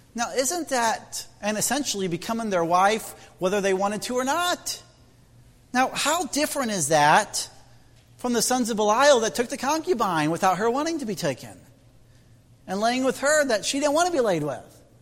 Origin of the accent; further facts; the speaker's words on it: Indiana, United States; moved away; I'm from Midwest Indiana. And uh, our community has over 12,000 Amish. It's the third largest Amish settlement in the U.S. And I grew up next door to Amish